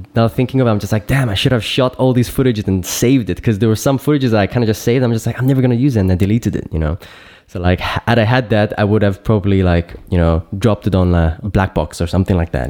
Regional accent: Cyprus; moved away as an adult; now in Berlin, Germany; I'm based in Berlin now, so I'm like really deep in the city. But uh, back home where mm-hmm. where uh, I was born and raised in Cyprus

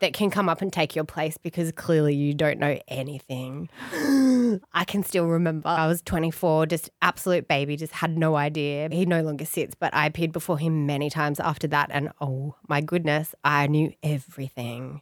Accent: Blue Mountains, New South Wales, Australia; I grew up in the Blue Mountains.

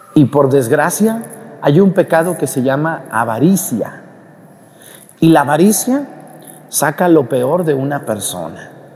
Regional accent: Mexico; now in Acatlán, Mexico; cuando fui a mi pueblo en Mestigacán

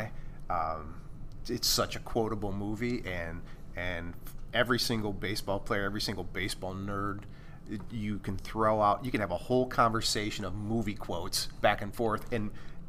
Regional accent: Michigan, United States; Growing up in Michigan

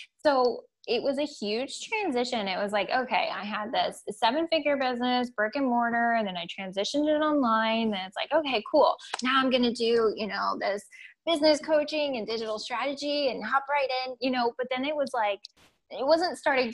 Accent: England, United Kingdom; now in Germany; I'm English, so I grew up very not woo-woo at all

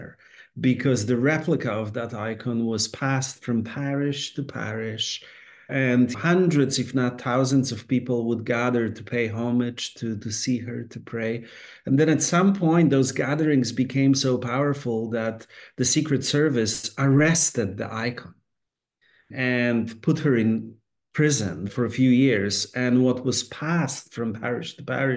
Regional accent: Poland; now in United States; Growing up in Poland at the time when I was growing up, I was born in 1970.

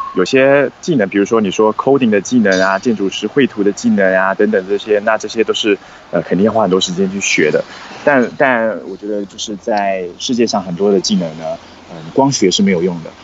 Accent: Taiwan; moved away as an adult; now in China; 其实我一直以来都是在台湾土生土长，然后读书的嘛

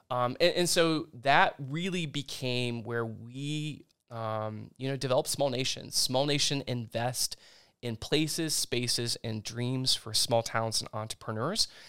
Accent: Indian Lake, Ohio, United States; I grew up in Indian Lake.

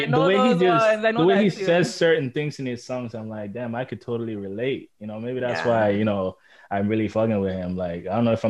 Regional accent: Nigeria; now in Toronto, Canada; growing up in Nigeria

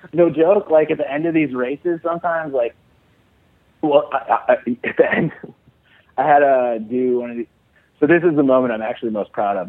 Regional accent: Chicago, Illinois, United States; moved away as an adult; I grew up in Chicago, but when I went to college, I had to kind of shake my accent and then but whenever I go home, I start slipping back into it

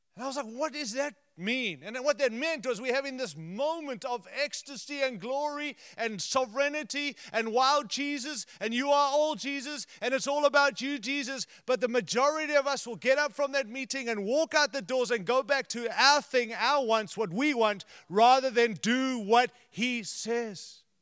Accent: United States; we're from America

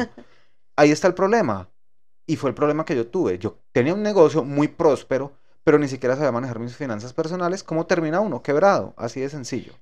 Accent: Colombia; moved away as an adult; now in United States; cuando salí de Colombia

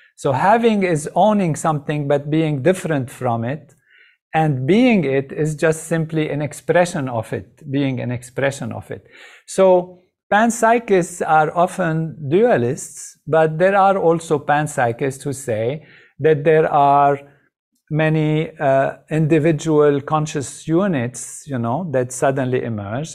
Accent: Lebanon; moved away; I grew up in Lebanon.

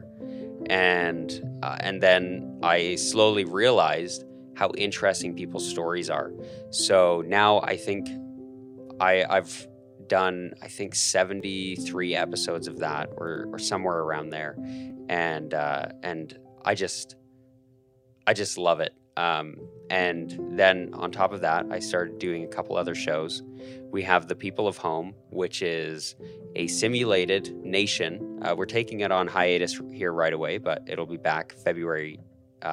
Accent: Calgary, Alberta, Canada; moved away as an adult; now in Idaho, United States; I'm born and raised in Calgary, Canada, a beautiful city.

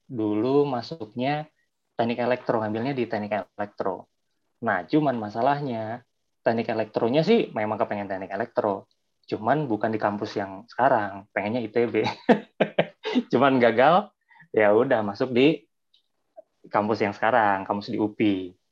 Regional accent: Bandung, West Java, Indonesia; also born or lived in Lumajang, Indonesia; asal dari Bandung. Walaupun asal dari Bandung, dulu waktu kecil juga sempat sekolah di Lumajang, Jawa Timur karena orang tua memang kerjanya di daerah sana.

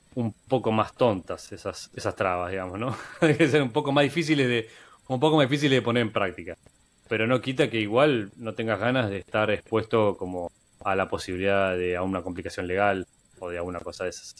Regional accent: Argentina; En Argentina somos como el conejito, somos como el canario de la mina

